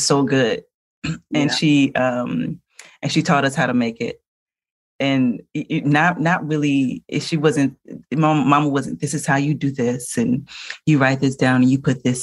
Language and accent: English; New Orleans, Louisiana, United States; we're from New Orleans.